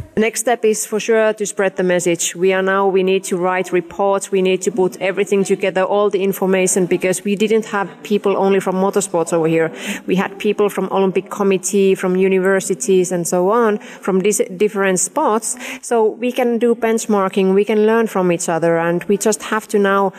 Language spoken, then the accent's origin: English; Finland; I'm coming from Finland, which is really equal country. With we have had female presidents